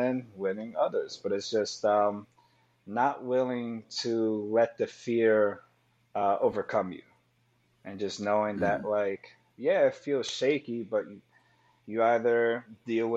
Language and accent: English; New York City, New York, United States; I grew up there, you know, during the 90s